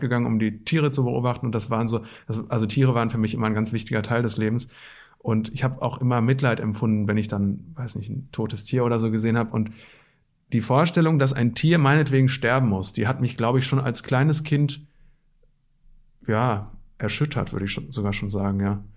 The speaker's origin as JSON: {"language": "German", "area": "Black Forest", "region": "Baden-Württemberg", "country": "Germany", "tie": "born or raised there", "also_born_or_lived": "Wetter an der Ruhr, North Rhine-Westphalia / Witten, North Rhine-Westphalia", "moved": "as an adult", "said": "geboren im Ruhrgebiet, aber aufgewachsen im Schwarzwald"}